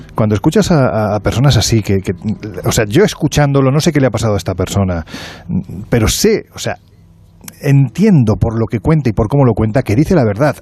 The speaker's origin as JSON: {"language": "Spanish", "area": "Province of Jaén", "region": "Andalusia", "country": "Spain"}